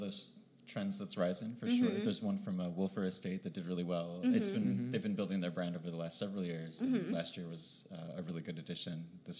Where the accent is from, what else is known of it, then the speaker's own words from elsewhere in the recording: Detroit, Michigan, United States; moved away; Originally, I'm from Detroit.